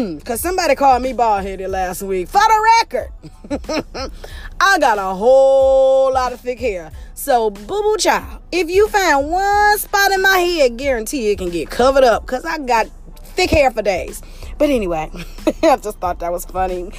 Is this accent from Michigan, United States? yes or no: yes; Detroit, Michigan, United States; We are in the city of Detroit